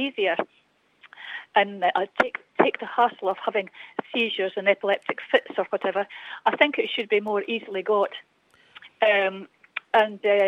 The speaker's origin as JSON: {"language": "English", "region": "Scotland", "country": "United Kingdom", "said": "I'm just phoning as a Scottish person"}